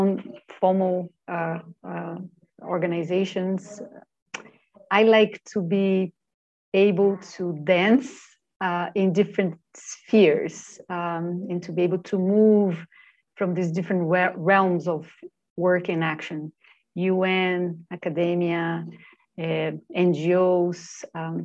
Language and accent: English; Brasília, Federal District, Brazil; I was born in Brasilia, the capital of Brazil